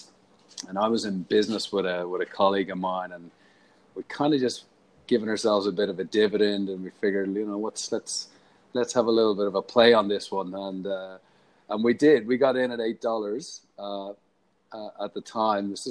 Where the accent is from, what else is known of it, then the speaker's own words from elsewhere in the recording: Ireland; moved away as an adult; also born or lived in Paddington, Sydney / Bondi, Sydney; now in Sydney, Australia; Obviously, I'm Irish. Came out here to Australia, land of opportunity, 14 years ago.